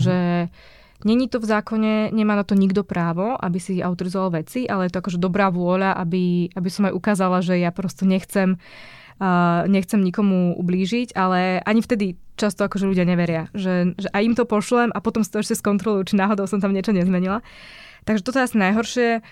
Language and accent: Slovak; Martin, Žilina Region, Slovakia; Ja som z Martina